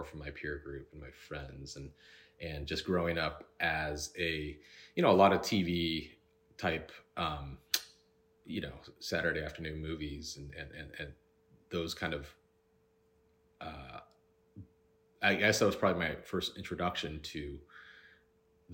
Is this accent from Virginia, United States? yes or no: no; Cupertino, California, United States; We grew up in the Bay Area. Yeah. San Jose, right in Cupertino, down the street from Apple